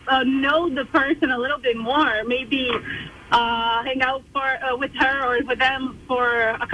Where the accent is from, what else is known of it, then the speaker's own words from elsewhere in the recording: Brazil; now in Parkville, United States; So I am actually not from the USA. I'm from Brazil, but I'm living in Parkville.